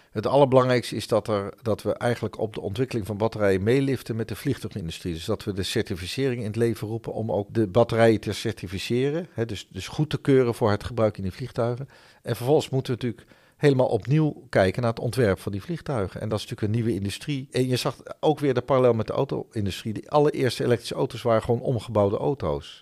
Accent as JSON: {"language": "Dutch", "country": "Netherlands", "also_born_or_lived": "Helmond", "said": "Wij zijn als Nederlanders"}